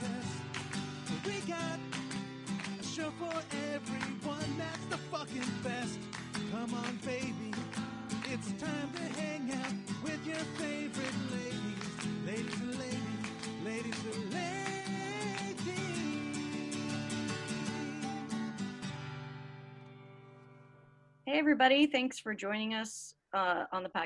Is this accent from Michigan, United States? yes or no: no; Salt Lake City, Utah, United States; moved away as an adult; also born or lived in Sacramento, California; now in Los Angeles, United States; I grew up in Salt Lake City, so as we yeah. can imagine, very, very white